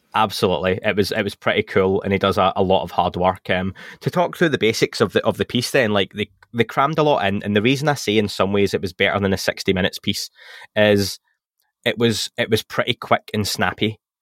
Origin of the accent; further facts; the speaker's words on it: England, United Kingdom; accent: English; my English accent